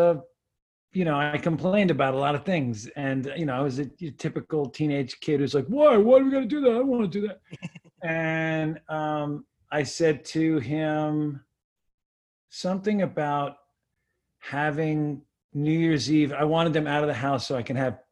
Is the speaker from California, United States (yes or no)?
no; West Islip, New York, United States; moved away; I grew up on Long Island